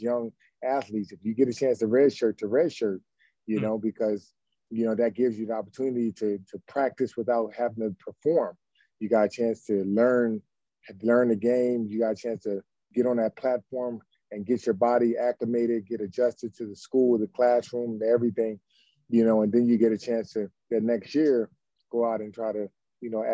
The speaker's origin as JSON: {"language": "English", "town": "Camden", "region": "New Jersey", "country": "United States", "tie": "born or raised there", "said": "we grew up in Camden, New Jersey"}